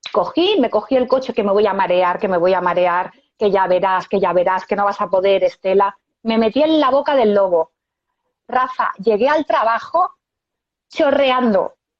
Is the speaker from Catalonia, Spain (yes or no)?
yes; Esplugues de Llobregat, Catalonia, Spain; Yo de Barcelona, de Esplugas de Llobregat. Vivo en Esplugas